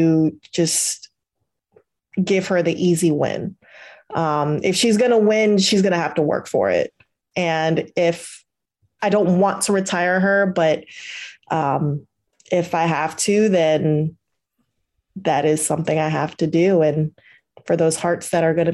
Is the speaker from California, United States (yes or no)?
yes; California, United States; moved away; also born or lived in Virginia; I grew up in California, but I started training in Virginia